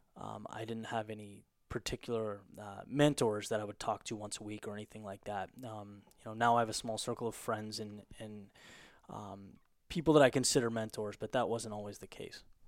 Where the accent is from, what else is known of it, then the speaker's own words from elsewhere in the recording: Southern California, United States; moved away as an adult; also born or lived in Boston; I grew up in, in Southern California, and then, um, went to college in Boston.